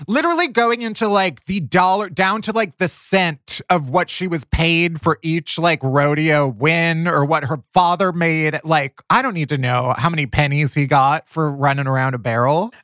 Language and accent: English; the North, United States; I'm a Yankee, you know, I grew up in the North.